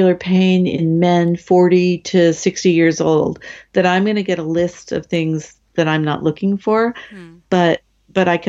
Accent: United States; as an American

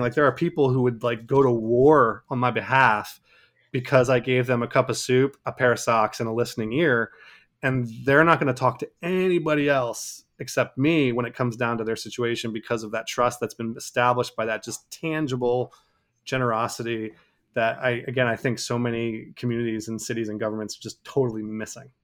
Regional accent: Cameroon; moved away; people I, I, I grew up with in Cameroon

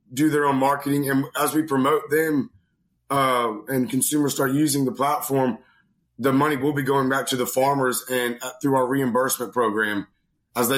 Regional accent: Greenville, North Carolina, United States; I grew up in North Carolina, Greenville, North Carolina, and I've had a great childhood.

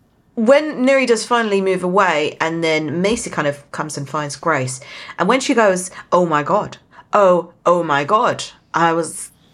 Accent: South West England, United Kingdom; But for my original accent where I'm from in Somerset, they add an L on the end.

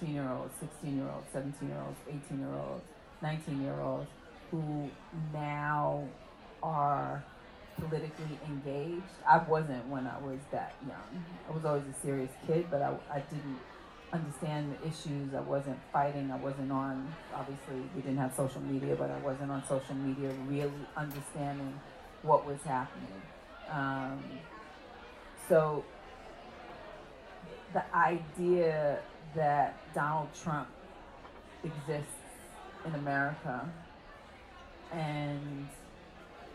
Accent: New York City, New York, United States; I was born on Decatur Street

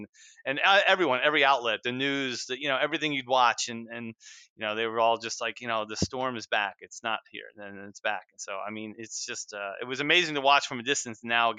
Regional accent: New Jersey, United States; moved away as an adult; also born or lived in Charleston; I was originally from New Jersey and ended up down in Charleston for, you know, 15 years or so.

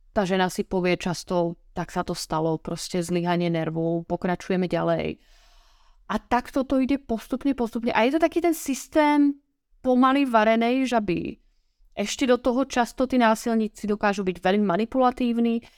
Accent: Slovakia; Ja som zo Slovenska

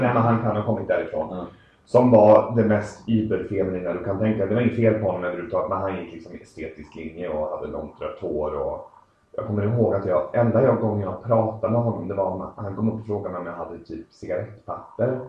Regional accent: Uddevalla, Västra Götaland, Sweden; also born or lived in Belgium / Netherlands / England; now in Uddevalla, Sweden; jag är ursprungligen från Uddevalla, har bott utomlands jäkligt länge och kommit tillbaka hem nu

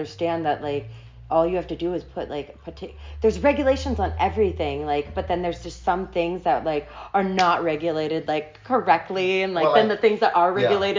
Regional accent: United States; But then me, like, as an American, like, yeah.

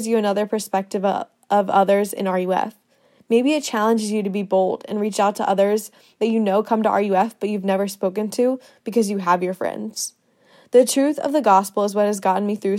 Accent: Winter Springs, Florida, United States; moved away as an adult; now in Athens, United States; I'm from Winter Springs, Florida, which is a town right outside of Orlando

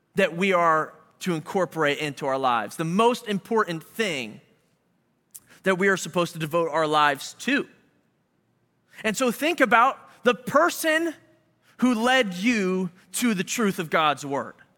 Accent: Philadelphia, Pennsylvania, United States; now in Chicago, United States; we're from Philly

